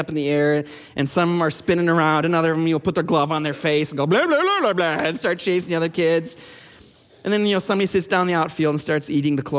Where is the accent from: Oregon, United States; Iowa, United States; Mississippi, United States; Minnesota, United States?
Minnesota, United States; I'm from Minnesota. I'm a Twins fan